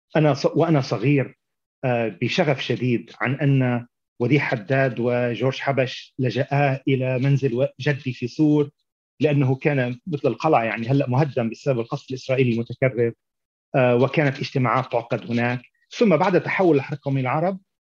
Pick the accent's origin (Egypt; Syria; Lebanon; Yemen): Lebanon; Beirut, Beirut Governorate; moved away as an adult; also born or lived in Tyre; now in United States; نشات في بيروت